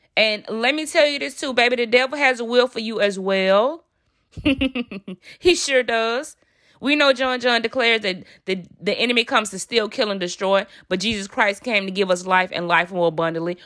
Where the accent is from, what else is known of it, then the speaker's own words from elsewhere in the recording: Alabama, United States; I'm from Alabama. I'm from the South.